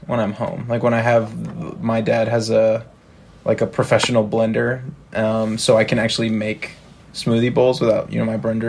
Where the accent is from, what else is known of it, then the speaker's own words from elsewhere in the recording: Chicago, Illinois, United States; So I'm from Chicago